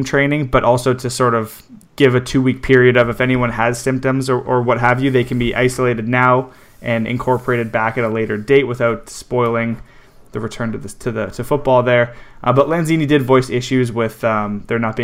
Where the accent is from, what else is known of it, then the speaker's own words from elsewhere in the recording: Canada; I'm Canadian